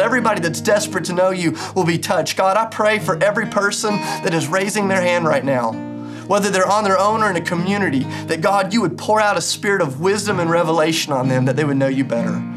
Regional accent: United States; as American Christians

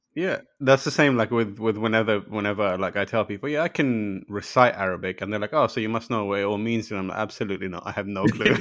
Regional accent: London, United Kingdom; also born or lived in Pakistan; So I was born in Pakistan, and, and then I moved to London when I was very young

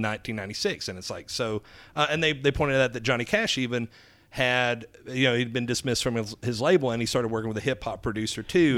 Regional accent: Alabama, United States; accent: southern; moved away; also born or lived in Florida; I grew up in Alabama, um, and then I lived in Florida for, like, a decade

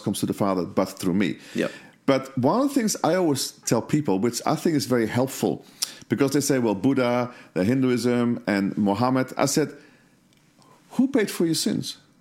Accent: Netherlands; I was brought up in Holland

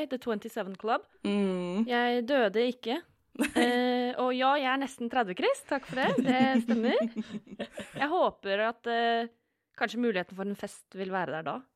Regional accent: Vestfold, Norway; Jeg er fra Vestfold.

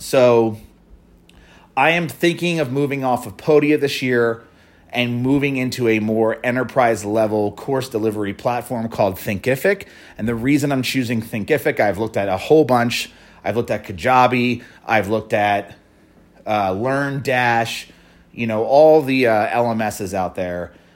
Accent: Philadelphia, Pennsylvania, United States; a Philly company, my hometown

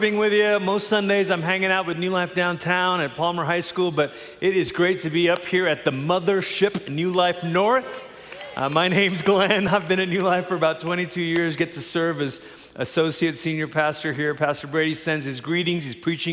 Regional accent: Malaysia; now in Colorado Springs, United States; I grew up in Malaysia. That's where I'm from

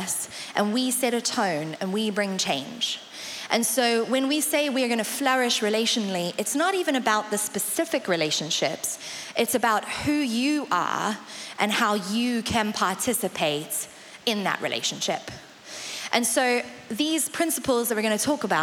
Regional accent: South Africa; accent: South African; now in Colchester, United Kingdom; I'm South African, which is why the accent is what it is. My mum is English, so it's not quite South African

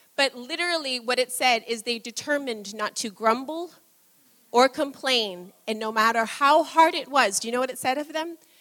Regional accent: New England, United States; I grew up in New England

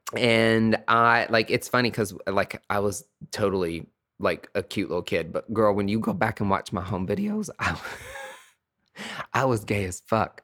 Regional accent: Bean Station, Tennessee, United States; growing up in East Tennessee, starting out on a farm with country folk

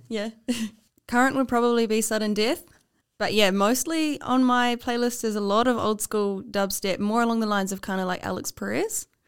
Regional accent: Taupo, Waikato, New Zealand; moved away; I'm from Taupo, uh, and there's one bar there, Finn's

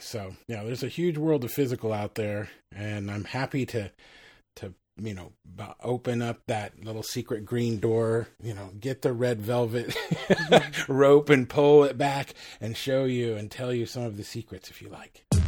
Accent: Texas, United States; I'm a Texan

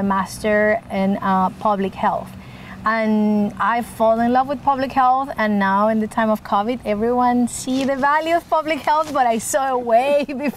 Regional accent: Puerto Rico; moved away as an adult; also born or lived in Miami; now in Oregon, United States; I grew up in Puerto Rico, an island, so very far away from the wine culture.

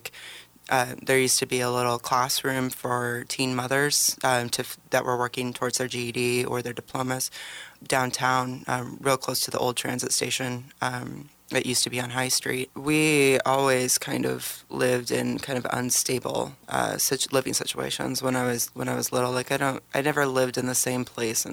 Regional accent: Salem, Oregon, United States; also born or lived in Tacoma, Washington; I was born in Tacoma, but I grew up in Salem

